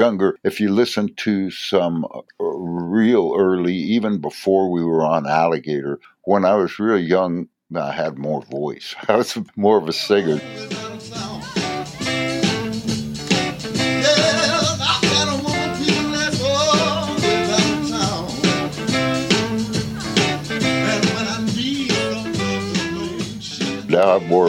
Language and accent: English; San Francisco, California, United States; moved away; also born or lived in Chicago; growing up in San Francisco